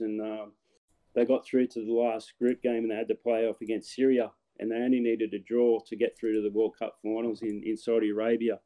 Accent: Newcastle, New South Wales, Australia; play for my hometown.

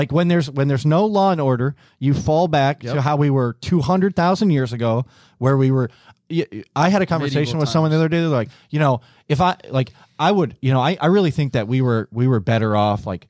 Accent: upstate New York, United States; moved away; I grew up in upstate New York. I'm from like maybe 90 miles north of Syracuse

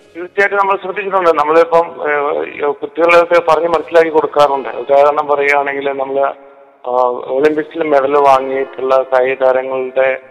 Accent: Anakkara, Kerala, India; also born or lived in Vazhoor / Kuttady; ഞാൻ ജനിച്ചത് വഴൂരാണേലും അണക്കര ഗവൺമെന്റ് സ്കൂളിലാണ് എന്റെ വിദ്യാഭ്യാസമൊക്കെ നടന്ന

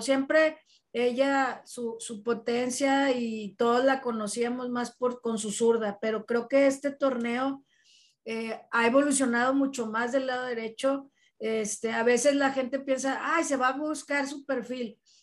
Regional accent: Monterrey, Nuevo León, Mexico; como regios

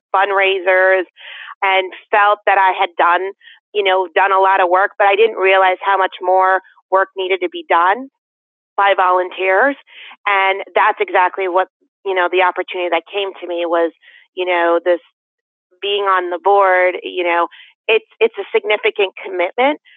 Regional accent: West Hartford, Connecticut, United States; now in Canton, United States; Even though I, I was born in Hartford, I grew up in West Hartford, which had a significant amount of Portuguese.

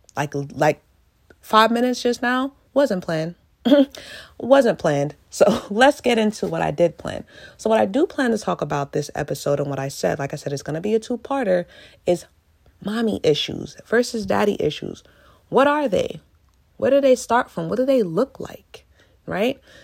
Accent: United States; I am African American

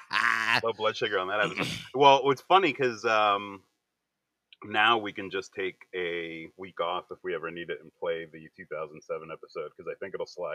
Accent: outside of Philly, Pennsylvania, United States; moved away; also born or lived in Florida; I am in Pennsylvania. And I grew up in PA as a kid. So before I moved to Florida, I was up in PA.

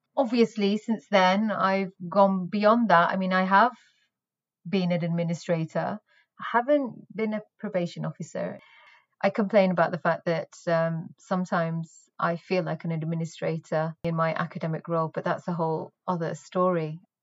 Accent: the north of England, United Kingdom; I was born in Northern England, where I spent my formative years

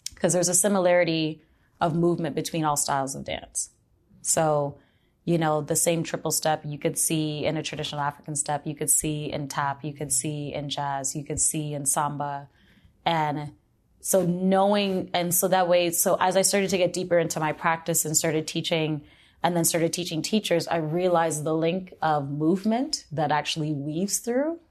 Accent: Hamilton, Ontario, Canada; I grew up in Hamilton

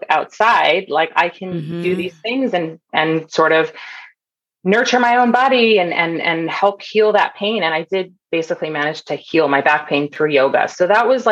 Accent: Toronto, Ontario, Canada; moved away as an adult; also born or lived in Bay Area, California; So I grew up in Canada. I grew up in Toronto

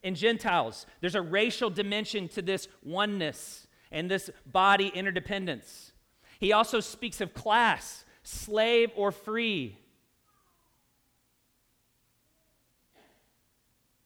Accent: Louisville, Kentucky, United States; In my own home state, I'm a Kentuckian. So I grew up in Louisville, if you can't tell by my accent.

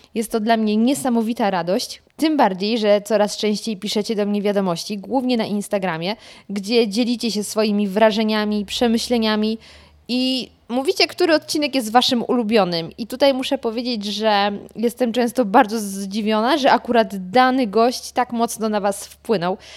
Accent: Lower Silesian Voivodeship, Poland; moved away as an adult; now in Warsaw, Poland; z pochodzenia nie jestem warszawianką. jestem z Dolnego Śląska

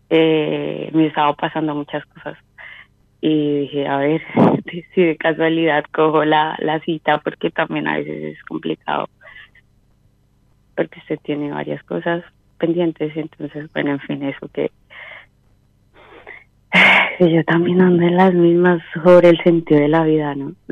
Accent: Huila, Colombia; ¿De eh, Colombia? ¿De

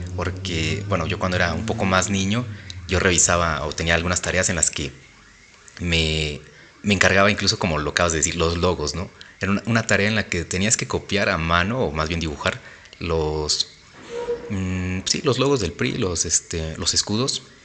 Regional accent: State of Mexico, Mexico; como mexiquenses, como parte del Estado de México, nosotros interpretemos de cierta forma la política

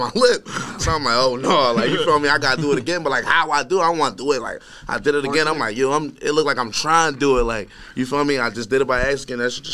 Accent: Philadelphia, Pennsylvania, United States; I'm from Southwest, bro. So like, you feel me? That shit kind of get a little ugly over there

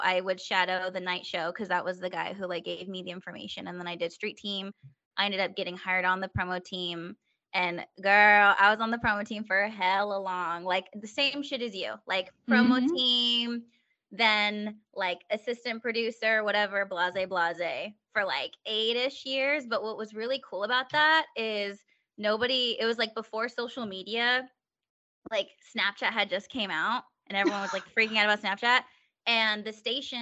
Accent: Stockton, California, United States; moved away as an adult; also born or lived in San Diego; now in Pennsylvania, United States; I'm from Stockton, so that's Sacramento area.

